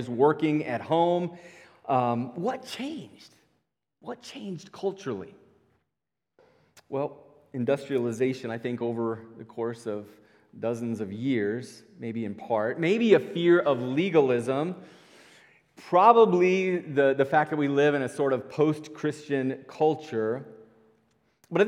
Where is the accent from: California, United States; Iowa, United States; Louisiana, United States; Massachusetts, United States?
Iowa, United States; Northwest; I grew up in Northwest Iowa